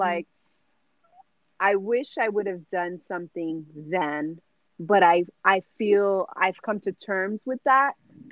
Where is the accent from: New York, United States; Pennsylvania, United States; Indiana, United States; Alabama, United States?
New York, United States; New York City; born and raised in the Bronx